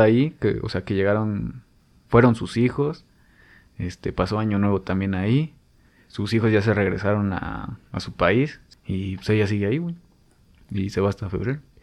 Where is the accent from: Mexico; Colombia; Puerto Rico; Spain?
Mexico; como mexicano